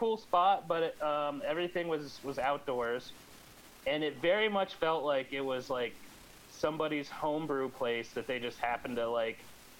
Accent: Central Pennsylvania, United States; my hometown in Central Pennsylvania

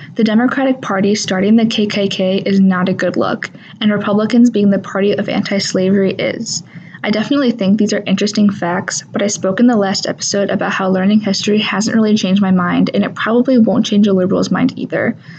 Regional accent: Wisconsin, United States; I'm from Nidisodepot, a small town that is surrounded by a bunch of other small towns in between the cities of Waukesha and Oconomowoc

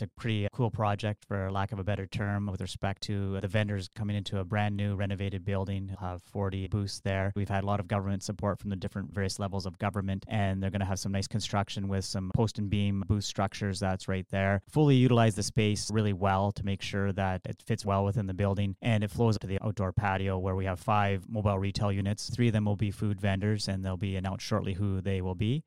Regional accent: Sault Ste. Marie, Ontario, Canada; I grew up in the West End, attended Ardmore Public School, went on to Cora Collegiate

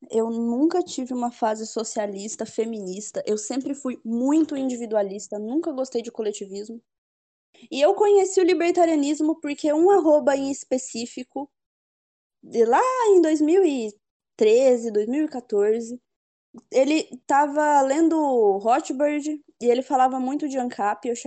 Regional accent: Rio de Janeiro, Brazil; born there; eu sou carioca, né? Um dos meus defeitos é, é. é ser carioca de nascença. E eu adquiri muito do sotaque paulista conversando com o Arthur

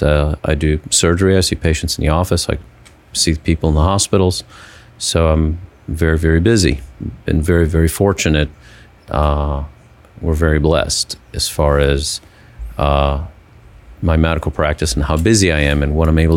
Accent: Cleveland, Ohio, United States; moved away as an adult; also born or lived in Houston, Texas; I grew up in Cleveland, Ohio, or the suburbs of Cleveland, Ohio

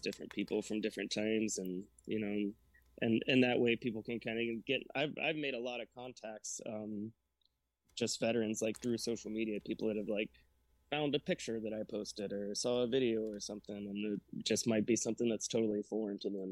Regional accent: Brunswick, Georgia, United States; I joined out of Brunswick, Georgia. That's kind of where I spent uh, a little bit of a later time in my childhood

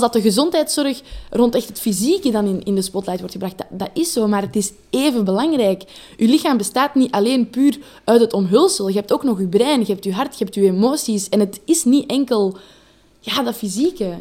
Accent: Leuven, Flanders, Belgium; Ik ben een meisje uit Leuven.

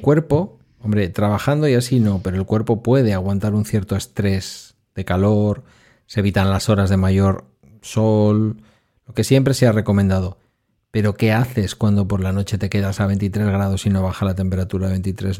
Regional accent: Basque Country, Spain; yo como vasco

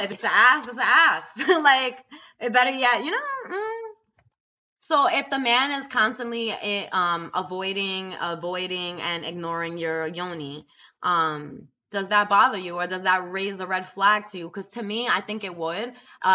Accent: New York City, New York, United States; I'm from New York City

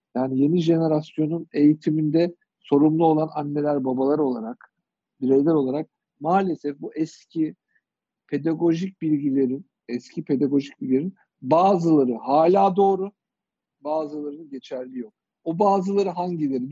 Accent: Kırşehir, Kırşehir Province, Turkey; moved away; Biz küçük şehirde büyüdük. Kırşehirliyim ben

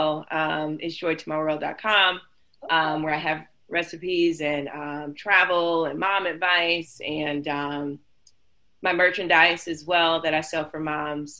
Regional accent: Detroit, Michigan, United States; moved away as an adult; now in Atlanta, United States; I'm originally from Detroit. Moved from Detroit almost 6 years ago to finish school

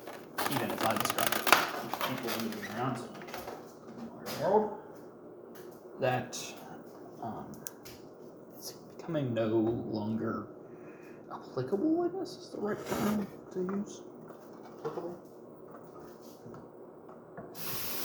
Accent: United States; I am not Scottish, Irish, German, American. I'm an American

